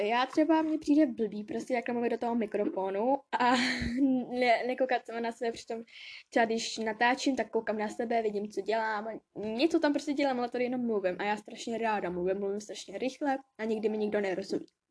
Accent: Bradford, Yorkshire and the Humber, United Kingdom; now in Kolín, Czech Republic; narodila jsem se v Anglii, ve Velké Británii, v Bradfordu

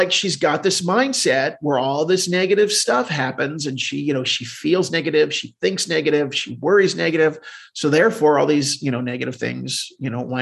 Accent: Deptford, New Jersey, United States; So I grew up in southern New Jersey.

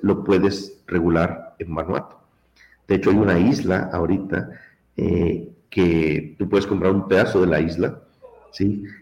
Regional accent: Mexico; now in United States; Yo soy mexicano de nacimiento, también tengo la ciudadanía mexicana

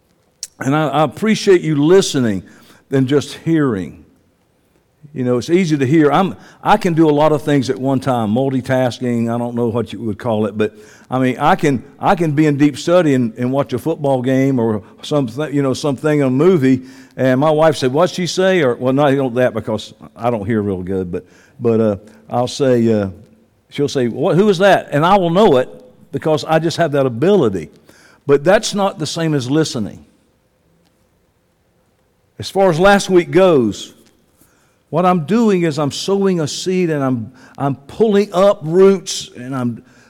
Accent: Georgia, United States; I was born in Georgia

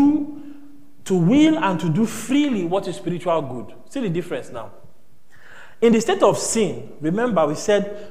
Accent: Nigeria; we are Nigerian now

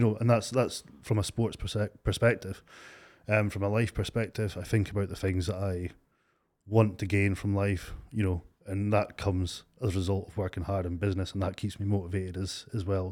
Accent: Stonehaven, Scotland, United Kingdom; also born or lived in Aberdeen area; I'm from Stonehaven. Grew up in Stonehaven.

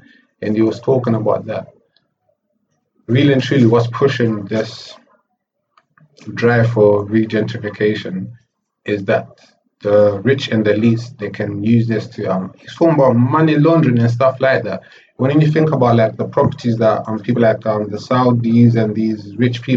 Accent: Zimbabwe; moved away; I was born in Africa. I came here like half my life in Zimbabwe, half my life here

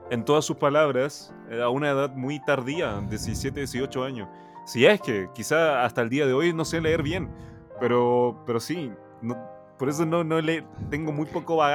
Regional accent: Maipú, Santiago Metropolitan Region, Chile; Sí, yo soy de Maipú, soy de Maipú.

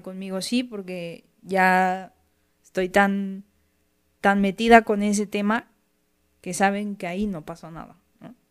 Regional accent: Mexico; aquí en México es algo que, desde chiquito tienes mucho

